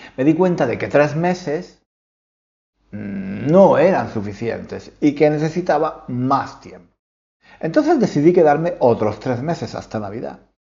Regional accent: Spain; moved away as an adult; now in London, United Kingdom; yo soy español, pero no vivo en España. Llevo, llevo, llevo más de 25 años viviendo en Londres

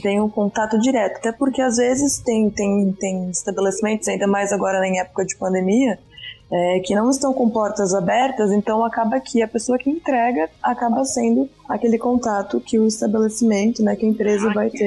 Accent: Rio Grande do Sul, Brazil; moved away as an adult; also born or lived in Florianópolis; now in São Paulo, Brazil; Na verdade, eu sou gaúcha também

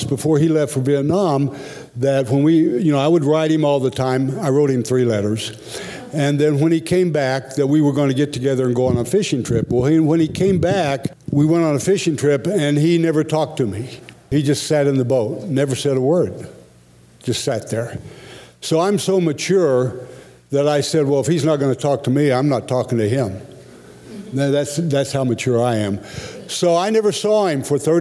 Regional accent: Oklahoma, United States; moved away; also born or lived in Pittsburgh; In Oklahoma, where I grew up

